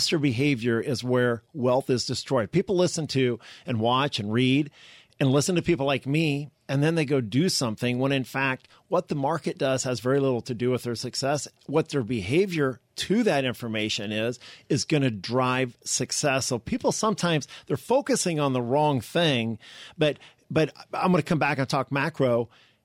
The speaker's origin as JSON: {"language": "English", "town": "Omaha", "region": "Nebraska", "country": "United States", "said": "I'm from Omaha"}